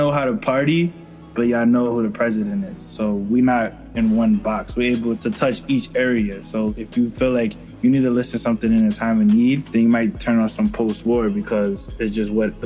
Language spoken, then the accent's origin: English; New York City, New York, United States; I'm from Harlem, 110, and Lenox